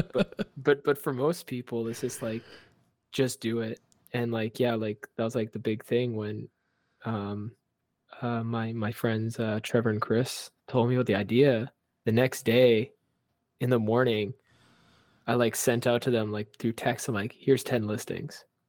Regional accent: Vancouver, British Columbia, Canada; I grew up in Chinatown. all my childhood

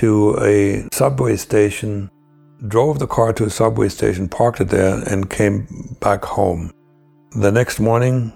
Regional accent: East Germany, Germany; moved away; my home country, the East Germany

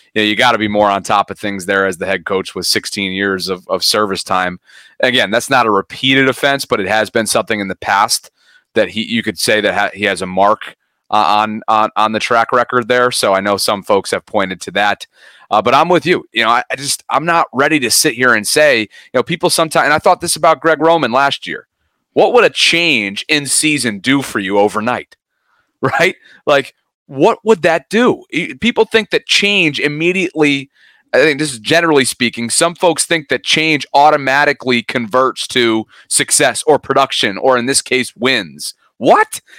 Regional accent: Albany, New York, United States; moved away; my hometown of Albany, New York

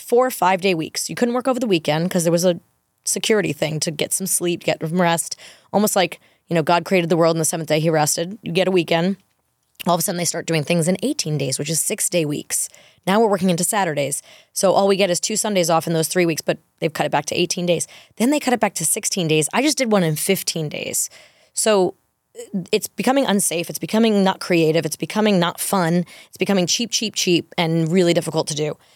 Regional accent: New York, United States; moved away as an adult; also born or lived in Los Angeles; I, too, only went to World because I grew up in New York

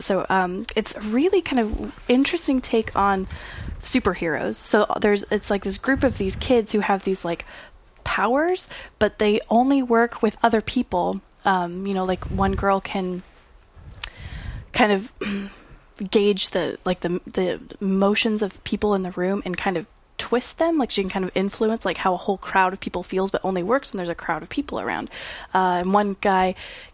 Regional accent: Idaho, United States; I grew up in Idaho

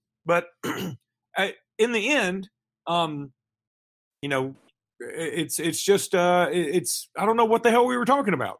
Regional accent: Auburn area, Alabama, United States; I grew up in Atlantic City, which is right next to Auburn

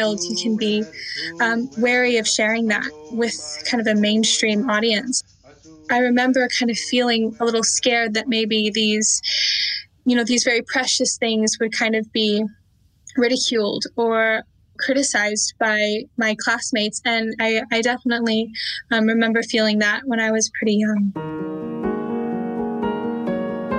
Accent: Temecula, California, United States; I'm from Temecula, California

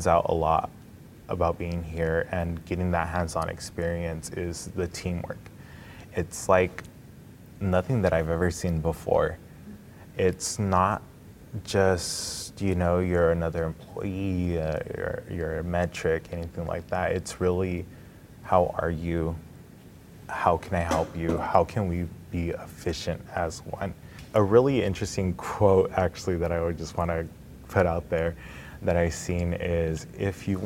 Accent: Fresno, California, United States; moved away as an adult; now in Orlando, United States; I'm from Fresno, California

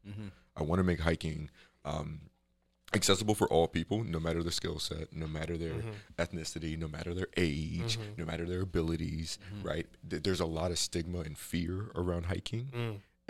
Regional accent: Chicago, Illinois, United States; So I'm from Chicago.

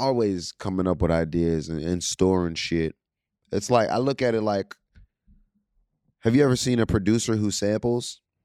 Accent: Pittsburgh, Pennsylvania, United States; I'm from Pittsburgh

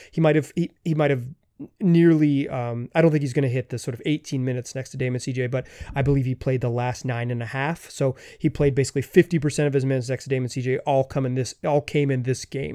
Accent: Chapel Hill, North Carolina, United States; I grew up in Chapel Hill, North Carolina

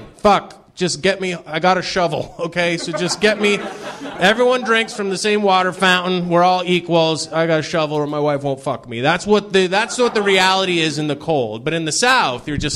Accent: Canada; moved away as an adult; also born or lived in Toronto, Canada; now in Los Angeles, United States; I'm from Canada originally

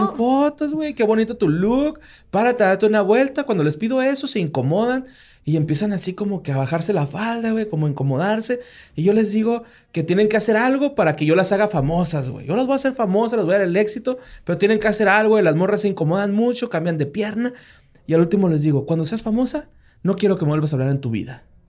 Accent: Ciudad Juárez, Chihuahua, Mexico

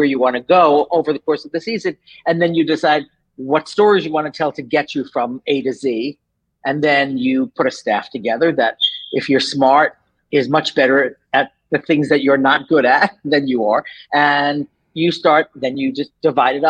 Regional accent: New York, United States; moved away as an adult; now in Los Angeles, United States; I'm from New York. So I grew up in New York

